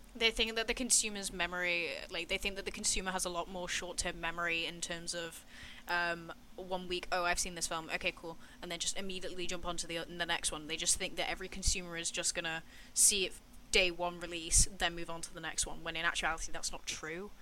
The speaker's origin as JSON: {"language": "English", "region": "England", "country": "United Kingdom", "said": "I, felt represented as an English person"}